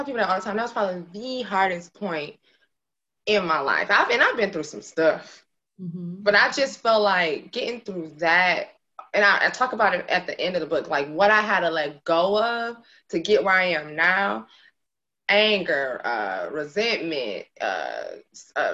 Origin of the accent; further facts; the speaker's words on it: Flint, Michigan, United States; also born or lived in Detroit; I was born and raised in Flint. That's my hometown.